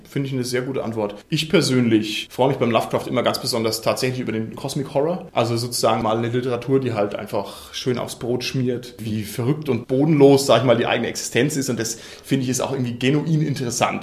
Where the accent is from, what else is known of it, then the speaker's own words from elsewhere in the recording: Bavaria, Germany; hier bei uns in Bayern